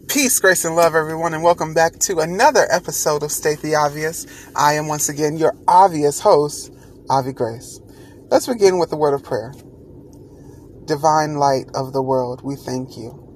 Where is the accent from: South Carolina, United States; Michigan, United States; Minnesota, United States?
South Carolina, United States; Rock Hill; my hometown of Rock Hill